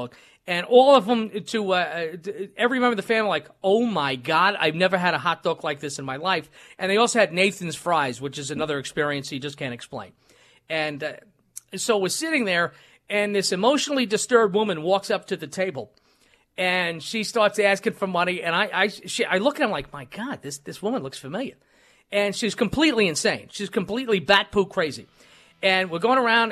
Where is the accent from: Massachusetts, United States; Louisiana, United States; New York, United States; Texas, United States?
New York, United States; New York City; moved away as an adult; now in Wisconsin, United States; growing up in New York City and Brooklyn